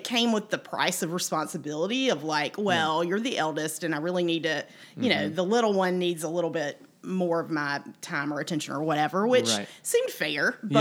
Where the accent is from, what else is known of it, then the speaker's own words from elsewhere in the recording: Mullins, South Carolina, United States; I'm from a town here in South Carolina called Mullins